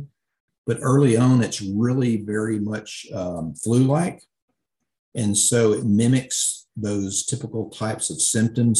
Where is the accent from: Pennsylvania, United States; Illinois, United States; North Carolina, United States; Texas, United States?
Illinois, United States; In my home state